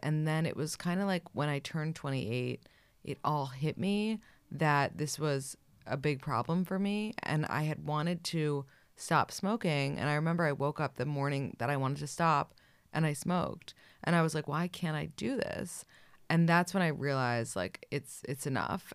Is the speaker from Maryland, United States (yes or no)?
no; New York City, New York, United States; I grew up in New York City